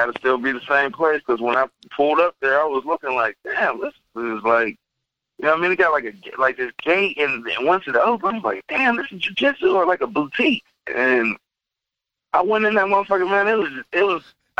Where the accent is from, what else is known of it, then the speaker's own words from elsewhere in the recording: Midwest, United States; Like, I'm from the Midwest, so I come from basically wrestling, transitioning into jiu-jitsu